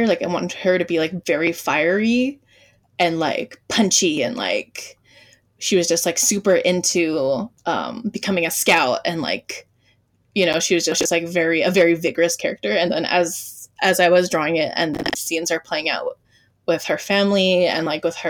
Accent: Hawaii, United States; growing up in Hawaii

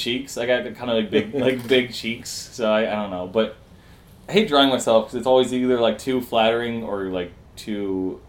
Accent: Dearborn, Michigan, United States; also born or lived in Ferndale, Michigan; where I grew up in Dearborn, it was, like, a 15-minute drive or so from Detroit. It was pretty close. It's all, like, the Metro Detroit area

